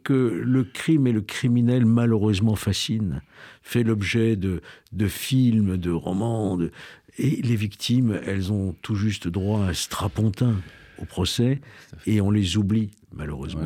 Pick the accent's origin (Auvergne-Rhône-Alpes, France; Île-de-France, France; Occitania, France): Auvergne-Rhône-Alpes, France; Lyon; Je suis lyonnais.